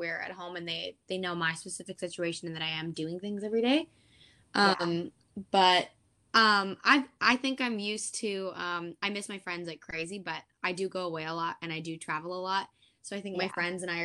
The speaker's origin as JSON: {"language": "English", "country": "Canada", "tie": "born or raised there", "also_born_or_lived": "Portsmouth, England"}